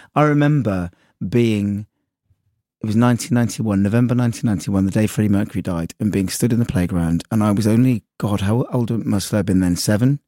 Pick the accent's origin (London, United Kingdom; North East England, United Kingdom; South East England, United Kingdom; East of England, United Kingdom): East of England, United Kingdom; Sudbury; accent: West Country; moved away as an adult; now in Brighton, United Kingdom; my hometown, actually, in Sudbury